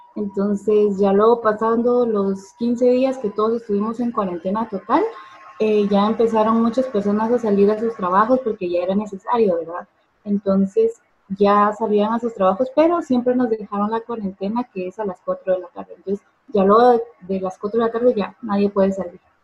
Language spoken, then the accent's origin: Spanish; Guatemala; soy de Guatemala